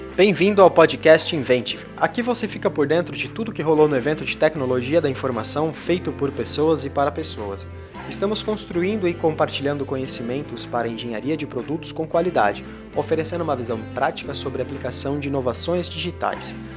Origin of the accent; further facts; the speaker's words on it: Brazil; moved away as an adult; now in United States; eu, como vocês podem perceber pelo pelo meu sotaque, eu sou brasileiro, mas eu moro aqui nos Estados Unidos há mais ou menos oito anos e meio.